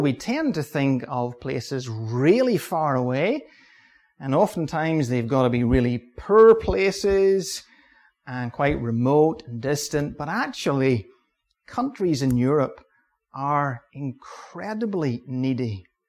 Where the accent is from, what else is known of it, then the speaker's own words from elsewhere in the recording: Ballymoney, Northern Ireland, United Kingdom; I'm from Balamoney. My home church is Balamoney Baptist Church.